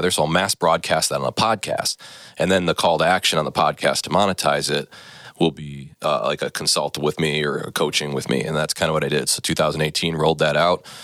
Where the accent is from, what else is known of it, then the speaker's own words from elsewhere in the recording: Neenah, Wisconsin, United States; Yeah, so I grew up in Neenah. I was kind of a jock in high school.